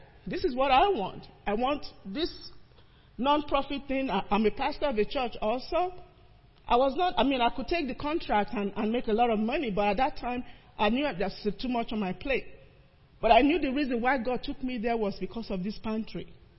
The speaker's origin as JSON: {"language": "English", "country": "Nigeria", "moved": "as an adult", "lives_now": "United States", "said": "When I came from Nigeria, already had a degree, decided I was going to be in this field"}